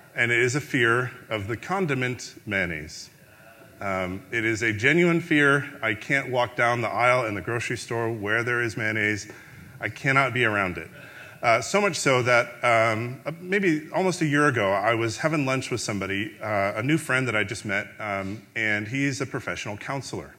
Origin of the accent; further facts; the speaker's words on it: Chicago, Illinois, United States; I grew up in the Chicagoland area during the Chicago Bulls dynasty